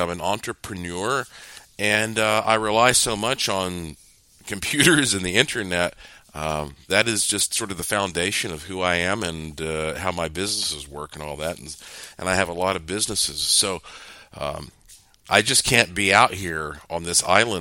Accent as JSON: {"language": "English", "town": "Asheville", "region": "North Carolina", "country": "United States", "tie": "born or raised there", "said": "born and raised in Asheville, North Carolina, and I lived most of my life right down the road from Billy Graham"}